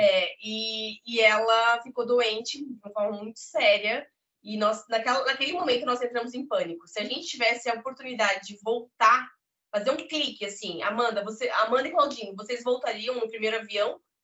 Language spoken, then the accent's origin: Portuguese; Brazil; moved away as an adult; now in Portugal; enquanto brasileiro